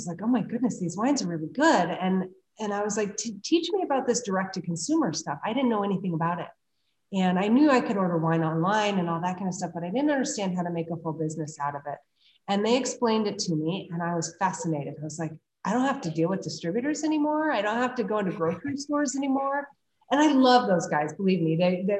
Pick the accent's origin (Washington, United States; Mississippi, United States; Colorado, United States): Colorado, United States; also born or lived in Napa Valley, California; now in Yountville, United States; I'm from Colorado